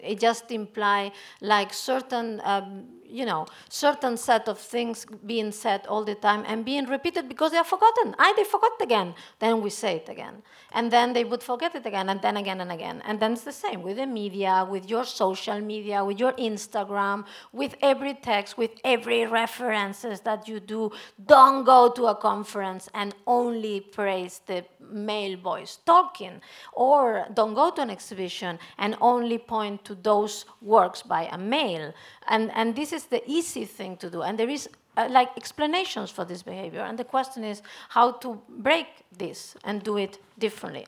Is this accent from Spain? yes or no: yes; Spain; I'm coming from Spain